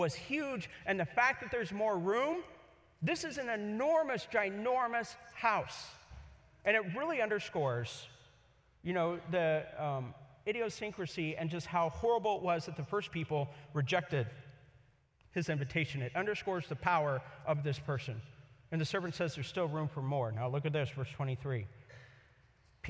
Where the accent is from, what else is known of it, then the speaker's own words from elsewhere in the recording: Kansas City, Missouri, United States; also born or lived in Columbia, Missouri; now in Los Angeles, United States; I grew up in Columbia and Kansas City, Missouri.